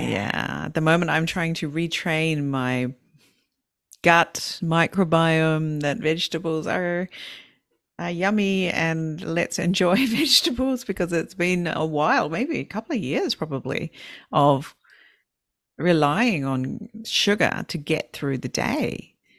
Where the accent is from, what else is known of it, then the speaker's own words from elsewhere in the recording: New Zealand; I'm from New Zealand. In in New Zealand, we have our native people